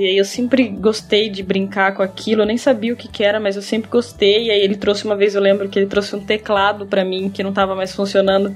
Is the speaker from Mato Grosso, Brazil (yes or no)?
yes; Cuiabá, Mato Grosso, Brazil; eu nasci em Cuiabá, Mato Grosso, e eu moro atualmente aqui mesmo, em Cuiabá